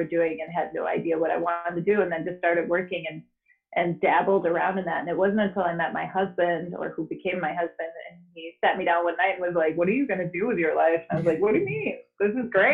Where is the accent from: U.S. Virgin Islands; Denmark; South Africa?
Denmark; now in Oregon, Wisconsin, United States; I'm teaching in Madison, Wisconsin, or more precisely in Oregon, Wisconsin, but I'm originally from Denmark